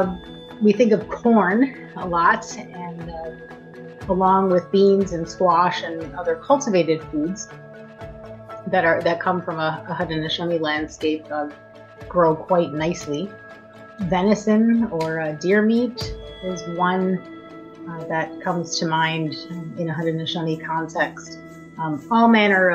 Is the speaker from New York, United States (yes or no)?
yes; Buffalo, New York, United States; also born or lived in Fort Erie, Ontario / Six Nations, Ontario / Tyendinaga; now in Burlington, Canada; I was born and raised in Buffalo, lived in Fort Erie, lived at Six Nations for 20 years